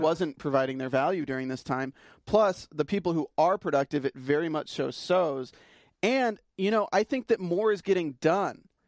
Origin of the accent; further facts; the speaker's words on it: North Carolina, United States; I'm from North Carolina